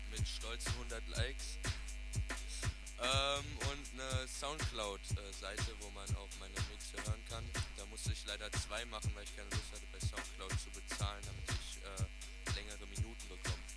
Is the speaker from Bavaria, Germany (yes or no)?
no; Frankfurt, Hesse, Germany; komme aus Frankfurt, Sachsenhausen. Also so ein richtiger Frankfurter Boy.